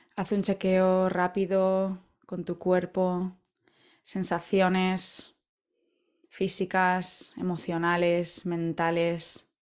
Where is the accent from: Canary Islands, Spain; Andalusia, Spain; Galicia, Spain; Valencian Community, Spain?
Valencian Community, Spain; Valencia; moved away as an adult; hace ya 10 años que me fui de Valencia, de mi hogar en España